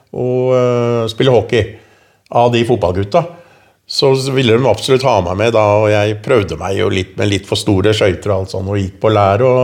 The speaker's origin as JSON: {"language": "Norwegian", "region": "Oslo", "country": "Norway", "tie": "born or raised there", "said": "Lammerset var jo den første drabantbyen. Det var veldig mye unge, vi var mye aktivitet. Jeg spilte jo håndball for Bekkelaget, fotball eh, og hockey for"}